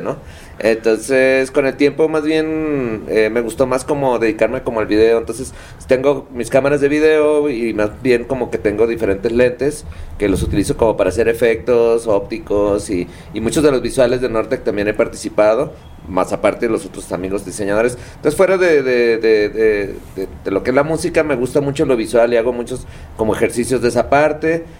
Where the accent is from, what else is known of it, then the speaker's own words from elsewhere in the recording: Tijuana, Baja California, Mexico; soy, digamos, un local ahí de playas de Tijuana